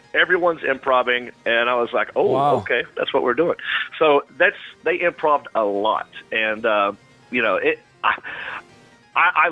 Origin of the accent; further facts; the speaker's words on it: North Carolina, United States; my home state of North Carolina